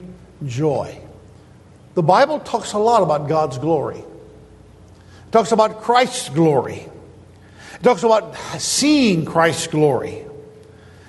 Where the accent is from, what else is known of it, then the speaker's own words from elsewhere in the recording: United States; we're from the States. We're Americans.